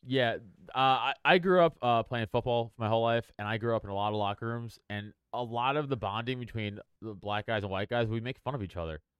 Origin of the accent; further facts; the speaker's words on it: New York City, New York, United States; I grew up on Staten Island